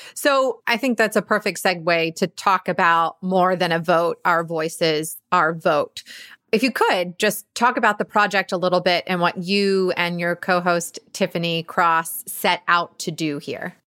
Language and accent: English; Georgia, United States; my home state of Georgia